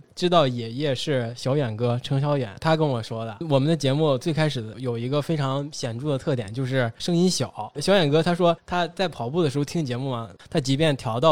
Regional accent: Northeast China, China; accent: Northeastern; 你们听我的东北口音浓吗？

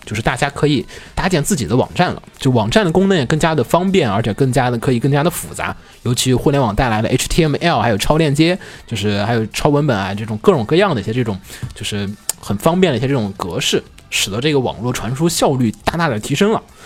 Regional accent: China; 我作为一个中国人看不太懂

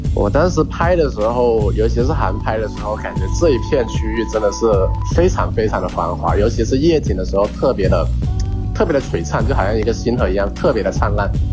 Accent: Foshan, Guangdong, China; now in Guangzhou, China; 我是来自佛山的，现在居住在广州，在这边居住和生活

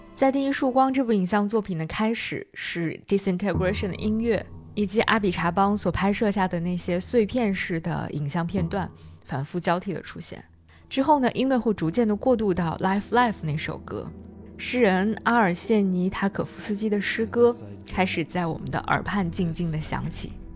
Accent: China; 这个故事应该就是我们中国人所讲的黄粱一梦的故事了。

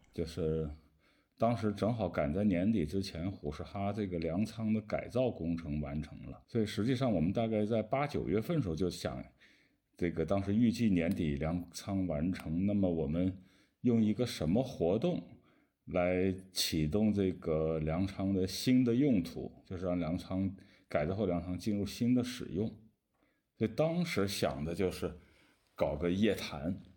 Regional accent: southern China, China; moved away; 我是南方人，我想吃大米

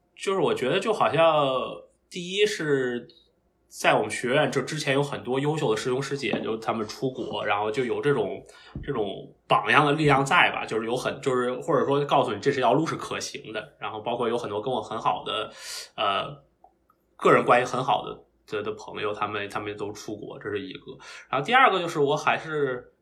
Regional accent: Beijing, China; moved away as an adult; now in Massachusetts, United States; 我是，呃，土生土长的北京人，然后我的小学、初中和高中都是在北京读。然后高考考到了，呃，北京大学

